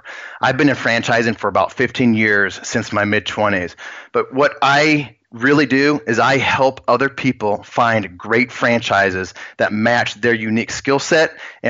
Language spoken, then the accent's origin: English; Spearfish, South Dakota, United States; also born or lived in Virginia / Kansas City / Austin; That took me from Virginia to Kansas City to Austin up until about 5 years ago when I moved back to my hometown in Spearfish, South Dakota.